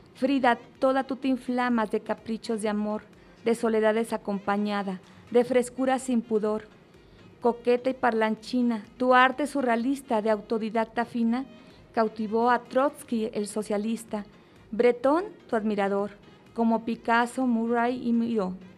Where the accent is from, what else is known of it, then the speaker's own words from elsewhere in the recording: Mexico; yo como mexicana